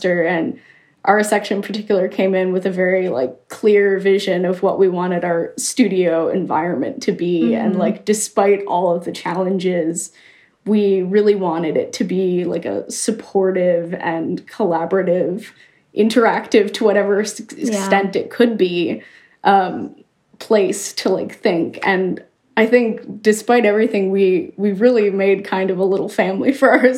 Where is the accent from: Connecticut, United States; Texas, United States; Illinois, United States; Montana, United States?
Illinois, United States; Chicago; also born or lived in New York / St. Louis; now in New Haven, United States; I'm originally from Chicago